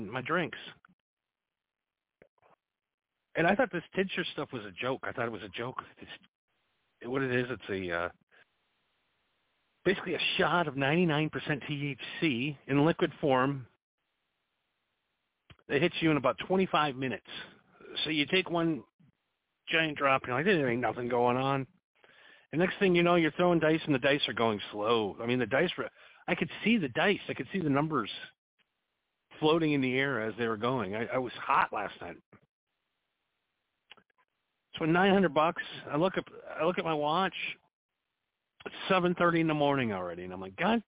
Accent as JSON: {"language": "English", "country": "United States", "said": "72 people from my home country"}